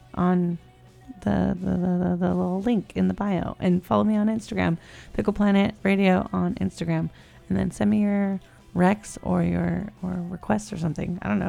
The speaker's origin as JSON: {"language": "English", "region": "California", "country": "United States", "said": "I'm from California."}